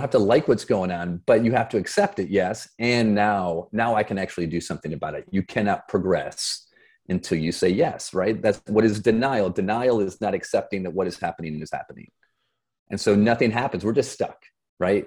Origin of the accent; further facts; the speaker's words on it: Flint, Michigan, United States; moved away as an adult; also born or lived in Boston; I grew up in Flint, Michigan